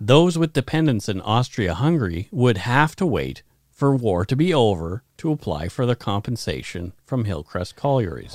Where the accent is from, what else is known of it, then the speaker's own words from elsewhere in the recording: Bridgewater, Nova Scotia, Canada; My hometown is centered around a Michelin tire plant